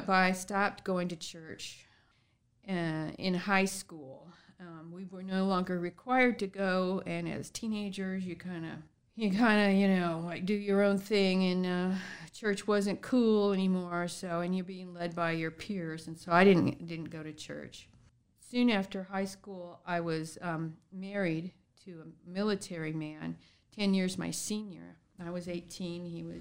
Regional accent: San Diego, California, United States; I grew up in San Diego, California

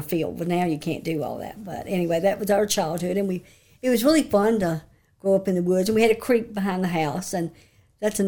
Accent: Elkton, Virginia, United States; I grew up in Elkton, Virginia all my life

